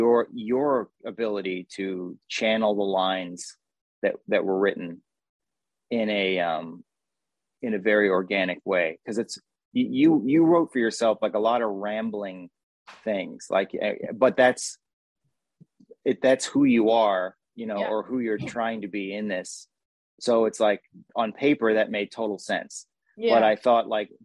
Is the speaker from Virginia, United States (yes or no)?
no; New Jersey, United States; accent: Jersey; my Jersey accent